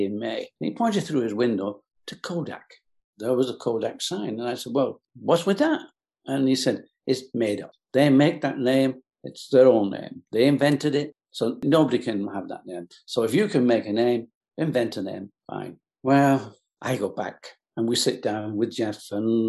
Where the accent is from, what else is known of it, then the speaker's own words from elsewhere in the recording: England, United Kingdom; I was born in England, in the UK